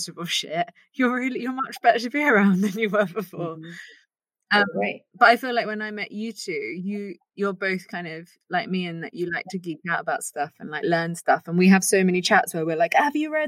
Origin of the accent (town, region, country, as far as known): United Kingdom